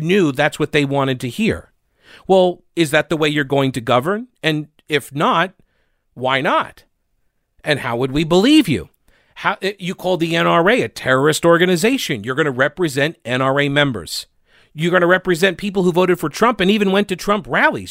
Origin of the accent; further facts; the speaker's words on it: New York, United States; now in North Carolina, United States; I was born in New York, nineteen seventy-three. I grew up up there